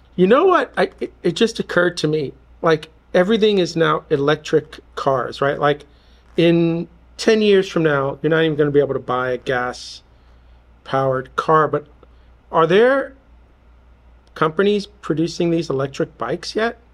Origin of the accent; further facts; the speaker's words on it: New York, United States; growing up in New York